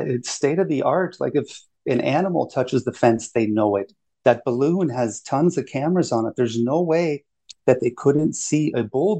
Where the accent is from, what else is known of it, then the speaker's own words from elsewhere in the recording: Germany; born there; I was actually born in Germany. But, you know, I was born to a father who's in the Air Force, so yeah, I'm an American.